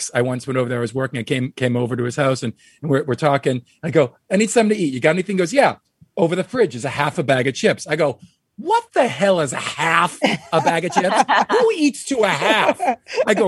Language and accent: English; Wayland, Massachusetts, United States; my hometown of Wayland, Massachusetts